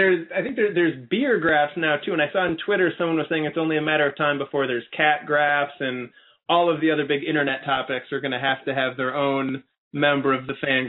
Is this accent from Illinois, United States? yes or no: yes; Chicago, Illinois, United States; growing up in Chicago as an Indians fan, before the internet, before cable, or at least before cable in my home